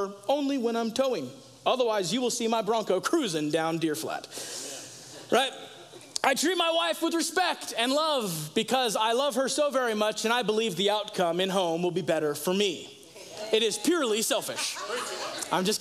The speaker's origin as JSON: {"language": "English", "country": "United States", "said": "as an American living in 2022"}